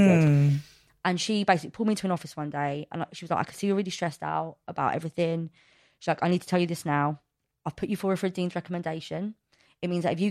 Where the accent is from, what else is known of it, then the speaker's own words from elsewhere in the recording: London, United Kingdom; I'm born and raised in Fulham before Fulham was posh